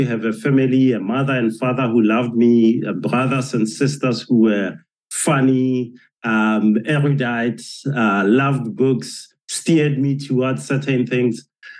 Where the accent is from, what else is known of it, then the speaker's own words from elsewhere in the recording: Johannesburg, Gauteng, South Africa; remembering walking in the streets of Johannesburg with my father and my family, and you know, as you say, not being able to walk on the sidewalk because that was reserved for whites only.